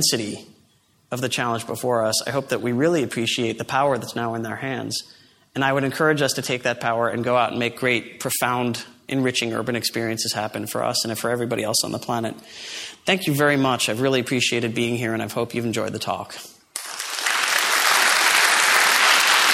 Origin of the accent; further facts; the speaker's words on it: New York City, New York, United States; my hometown, New York City